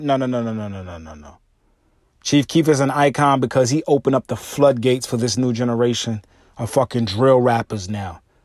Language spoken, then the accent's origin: English; New York, United States; I'm from New York